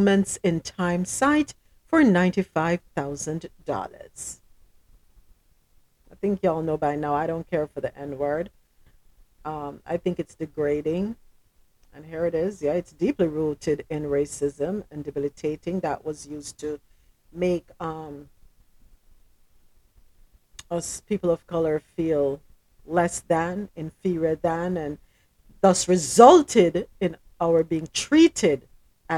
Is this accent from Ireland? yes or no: no; Jamaica; moved away as an adult; now in United States; I'm Jamaican